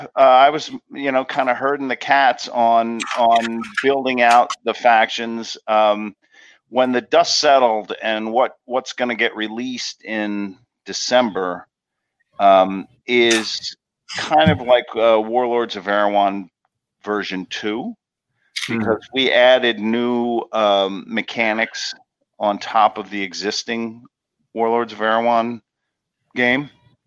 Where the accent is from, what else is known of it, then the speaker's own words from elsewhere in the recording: New Jersey, United States; I'm from New Jersey and But I am from a town called Sakasana, which is an Indian word.